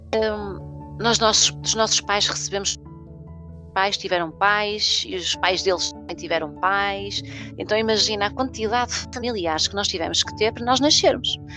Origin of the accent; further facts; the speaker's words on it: Porto, Norte, Portugal; na cidade do Porto, que é de onde nós somos, ah, uhum. uh, de onde eu sou